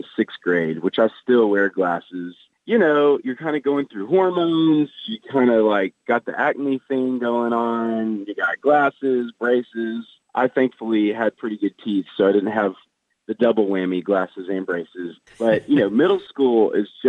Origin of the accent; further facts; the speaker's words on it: the South, United States; I grew up in the South. Everybody kind of says they're Christians around here.